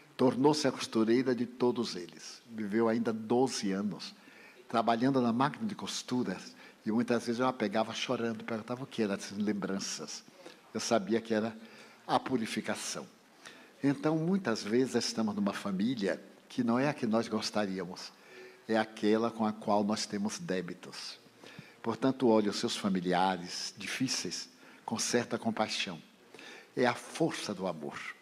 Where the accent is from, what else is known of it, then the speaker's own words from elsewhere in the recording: Feira de Santana, Bahia, Brazil; now in Salvador, Brazil; porque eu sou do interior, sou de Feira de Santana